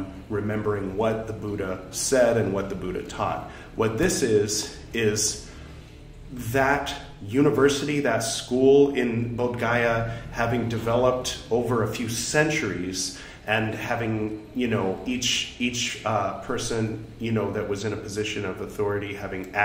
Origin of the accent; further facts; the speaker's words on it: California, United States; my pronunciation is terrible because I'm from California